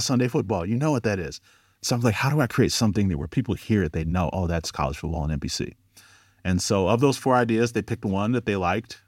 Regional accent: Cleveland, Ohio, United States; moved away as an adult; now in Los Angeles, United States; I'm from Cleveland, Ohio originally. Now I live in L A. Been in L A for about eight years.

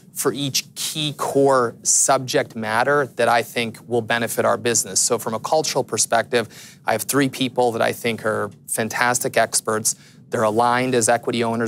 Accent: Canada; being a Canadian

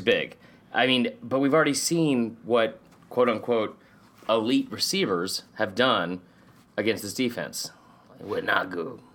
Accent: Stone Mountain, Georgia, United States; born or raised there

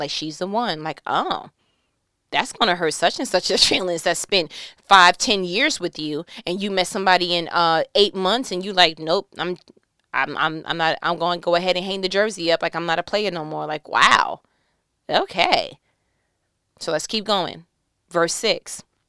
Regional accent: New York, United States; I'm from New York

